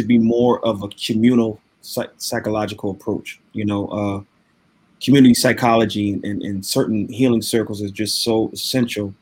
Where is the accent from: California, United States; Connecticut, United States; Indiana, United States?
Connecticut, United States; Waterbury; now in Minneapolis, United States; I was born and raised in New Haven County, to be specific, Waterbury, Connecticut